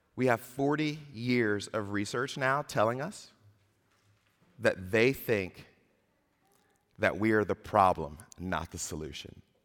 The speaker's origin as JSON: {"language": "English", "town": "Atlanta", "region": "Georgia", "country": "United States", "tie": "born or raised there", "said": "my hometown of Atlanta"}